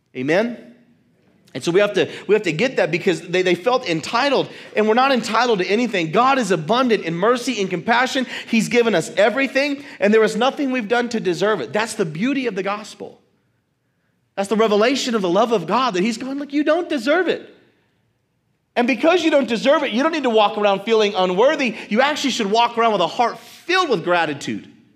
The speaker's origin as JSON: {"language": "English", "country": "United States", "said": "Our American mindset"}